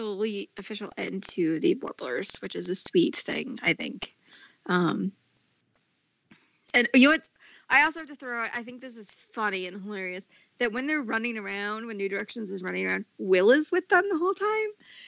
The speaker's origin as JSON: {"language": "English", "region": "Midwest", "country": "United States", "said": "I am from the Midwest"}